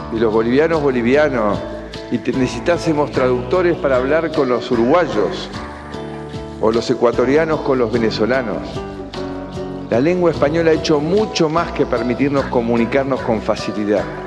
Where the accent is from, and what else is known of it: Argentina